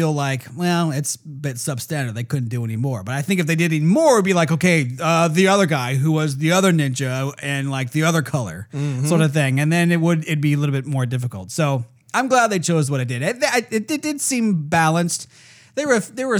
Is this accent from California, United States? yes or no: yes; California, United States; Come from California